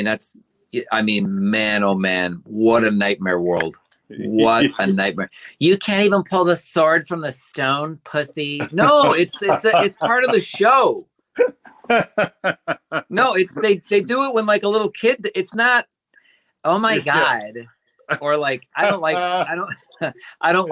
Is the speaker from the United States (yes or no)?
yes; Cleveland, Ohio, United States; moved away; Back in Ohio, I grew up in Cleveland.